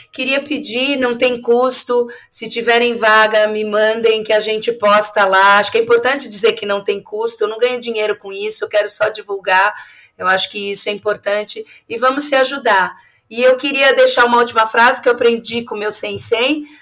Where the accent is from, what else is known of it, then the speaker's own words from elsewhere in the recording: São Paulo, Brazil; Eu sou de São Paulo